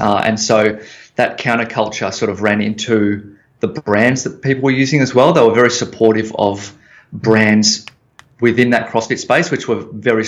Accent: Melbourne, Victoria, Australia; also born or lived in San Francisco; I'm back home in Melbourne

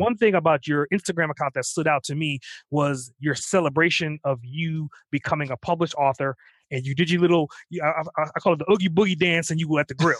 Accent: Trinidad & Tobago; I'm actually from the island, so I'm from Trinidad

